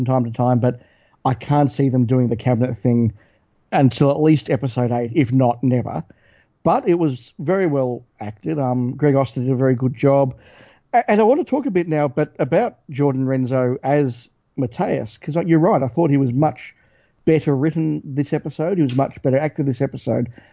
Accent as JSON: {"language": "English", "country": "Australia", "tie": "born or raised there", "said": "stuff that we would have watched as kids growing up in Australia on the ABC"}